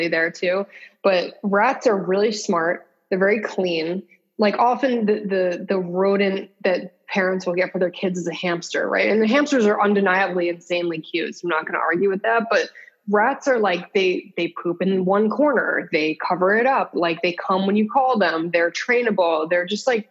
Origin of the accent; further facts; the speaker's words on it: West Hartford, Connecticut, United States; I grew up in West Hartford, Connecticut